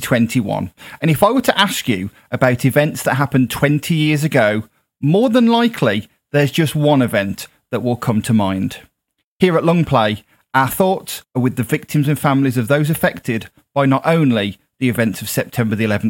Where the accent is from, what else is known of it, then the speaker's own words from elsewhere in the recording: United Kingdom; as a Brit